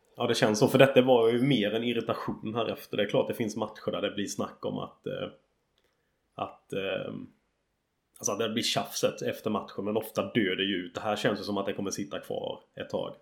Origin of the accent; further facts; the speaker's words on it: Sweden; now in England, United Kingdom; hemma i Sverige